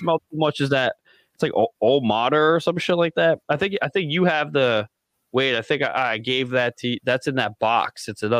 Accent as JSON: {"language": "English", "area": "Delco", "region": "Pennsylvania", "country": "United States", "said": "I'm from Delco."}